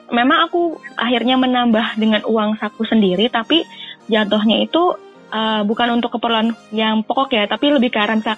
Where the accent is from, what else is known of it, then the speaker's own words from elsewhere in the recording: Northern Vietnam, Vietnam; Indonesian is a second language; Orang-orang Vietnam, terutama Vietnam Utara di daerahku itu bukan orang-orang yang paham bahasa Inggris.